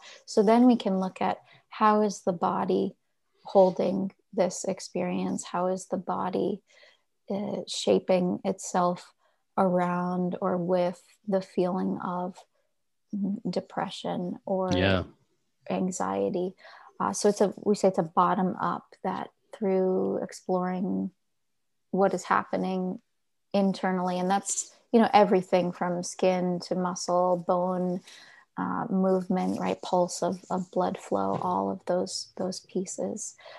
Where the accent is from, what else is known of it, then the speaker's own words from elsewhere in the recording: Carteret, New Jersey, United States; I grew up exit 12, New Jersey, a small town called Carteret, and was about half an hour outside of New York City